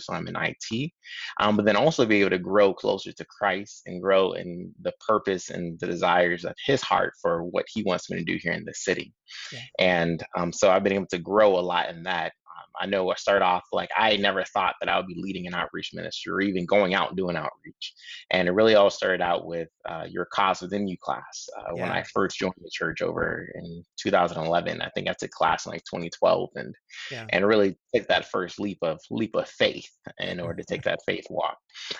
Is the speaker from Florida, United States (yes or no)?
yes; Tampa, Florida, United States; So I'm originally from Tampa, Florida. Lots of family still there.